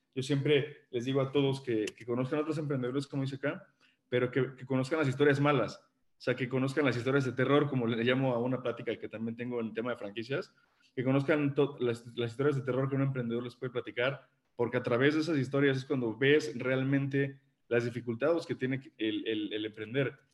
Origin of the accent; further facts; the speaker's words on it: Mexico City, Mexico; moved away as an adult; now in Puebla, Mexico; yo soy originario de la Ciudad de México, me vine a vivir para acá, para Puebla, por razones familiares